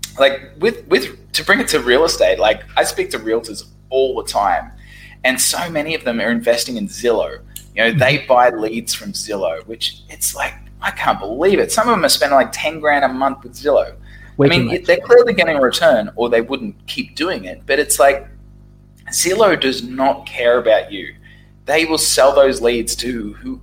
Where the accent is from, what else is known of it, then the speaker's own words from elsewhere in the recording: Brisbane, Queensland, Australia; moved away as an adult; also born or lived in Saigon, Vietnam; now in Ho Chi Minh City, Vietnam; Brisbane, Australia, my hometown